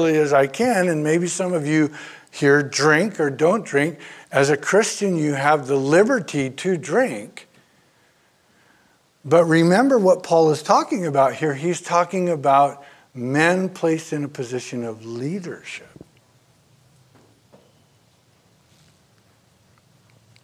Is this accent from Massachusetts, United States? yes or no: no; Oakland, California, United States; moved away; Born and raised in Oakland